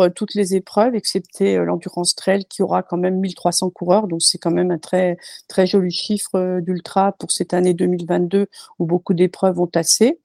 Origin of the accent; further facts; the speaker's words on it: Bourges, Centre-Val de Loire, France; moved away as an adult; also born or lived in Rodez; now in Millau, France; on est originaire du centre de la France, donc euh, de, Bourges